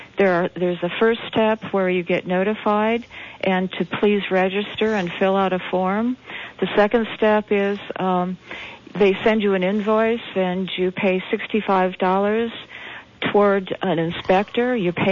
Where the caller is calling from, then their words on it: Santa Cruz, California, United States; I'm calling from Santa Cruz